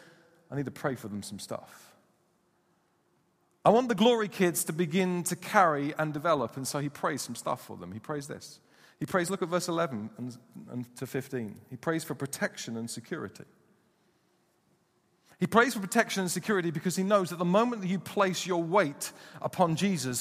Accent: United Kingdom; we're British

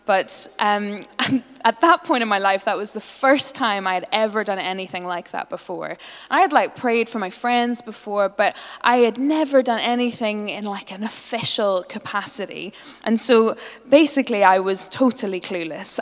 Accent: Northern Ireland, United Kingdom; I'm a Northern Irish Presbyterian

